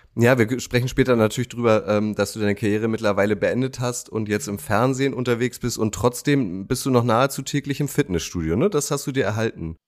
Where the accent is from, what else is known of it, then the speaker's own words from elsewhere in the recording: Schenefeld, Schleswig-Holstein, Germany; ich bin in Schenefeld aufgewachsen